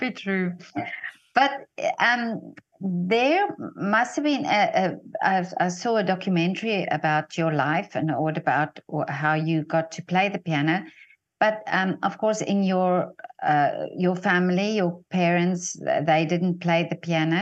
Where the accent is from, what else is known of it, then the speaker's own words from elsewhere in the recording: the Vaal, Gauteng, South Africa; we actually come from the same area in South Africa, both South Africans.